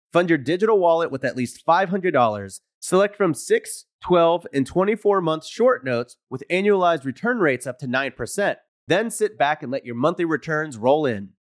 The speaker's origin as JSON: {"language": "English", "town": "Houston", "region": "Texas", "country": "United States", "tie": "born or raised there", "moved": "as an adult", "said": "I grew up in Houston from, like, zero to eighteen"}